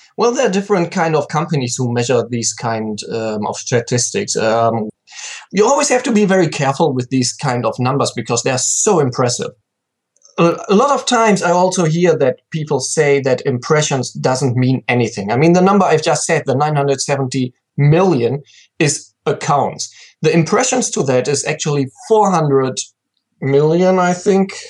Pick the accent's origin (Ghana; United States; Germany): Germany; countryside close to Cologne, North Rhine-Westphalia; I'm from Germany, very um, um, pretty much on the countryside, close to Cologne, and that's still like where I live now